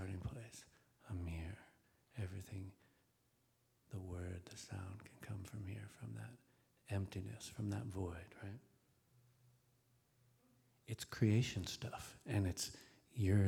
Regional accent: Alaska, United States; I grew up with willows in Alaska, too

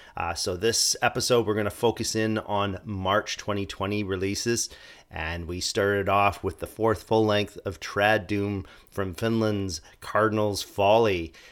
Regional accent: Toronto, Ontario, Canada; we're going to go to my hometown of Toronto

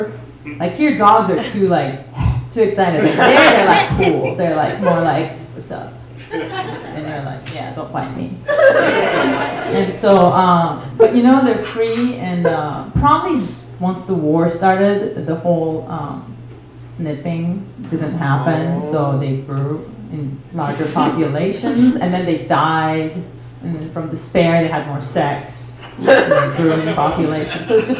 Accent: Turkey; moved away; I grew up in Turkey.

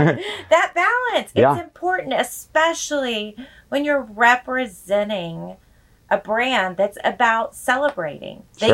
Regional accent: Texas, United States; And even too, with us being Texans, right? Instead of we're Texans more than we're even Americans.

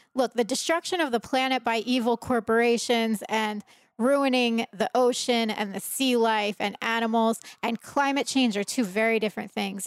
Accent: Trenton, New Jersey, United States; moved away; I was raised in Trenton, New Jersey.

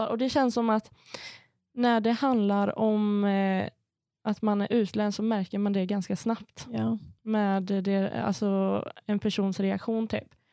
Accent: Sweden; för jag säger alltid jag är svensk och kurd.

